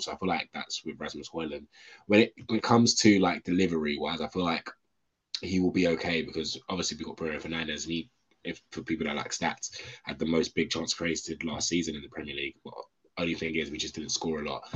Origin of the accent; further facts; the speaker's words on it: London, United Kingdom; I'm one of them London-born United fans